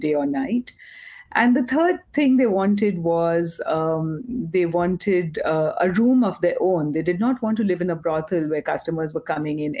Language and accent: English; Kolkata, West Bengal, India; also born or lived in Mumbai; I grew up in Calcutta